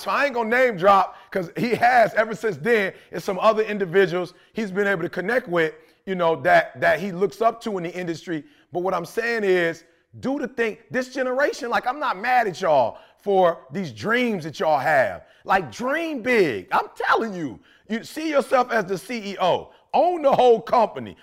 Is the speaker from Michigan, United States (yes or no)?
yes; Detroit, Michigan, United States; I'm from Detroit